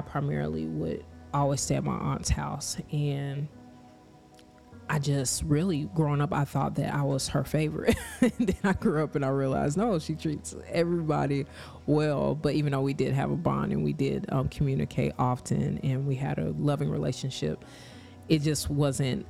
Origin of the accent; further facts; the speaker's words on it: Kansas, United States; I grew up in Kansas, but my parents are from Lakeland, Florida.